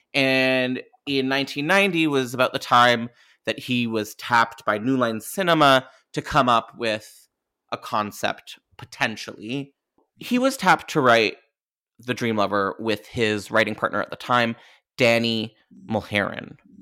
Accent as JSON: {"language": "English", "country": "Canada", "said": "I'm Canadian"}